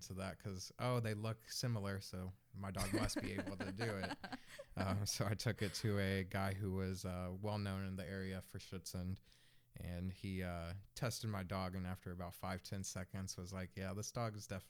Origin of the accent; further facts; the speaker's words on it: Colorado, United States; Well, I'm from Colorado. Moved around a lot during my childhood.